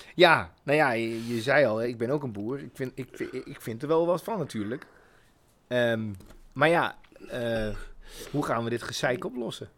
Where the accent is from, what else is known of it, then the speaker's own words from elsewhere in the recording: Achterhoek, Gelderland, Netherlands; Ik kom uit de Achterhoek